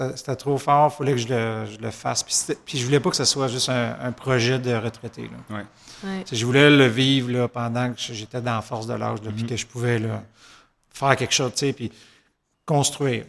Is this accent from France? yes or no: no; Saint-Hyacinthe, Quebec, Canada; les deux, on est natifs de Saint-Hyacinthe.